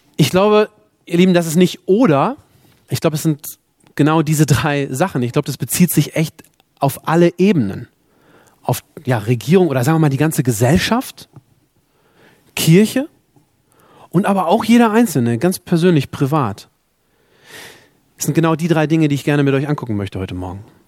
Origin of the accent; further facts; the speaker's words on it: Germany; also born or lived in South Sudan; als Deutsche, die wir in diesem Land leben dürfen